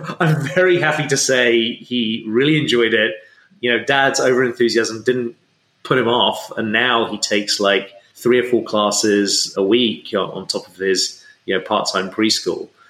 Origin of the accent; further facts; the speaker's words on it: England, United Kingdom; I grew up in England